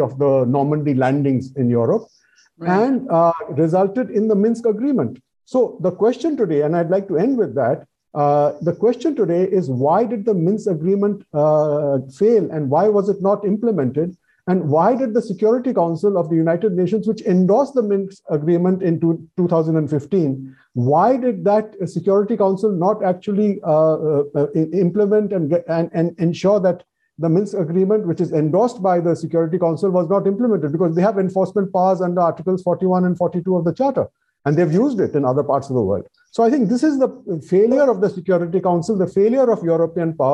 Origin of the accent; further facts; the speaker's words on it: India; as an Indian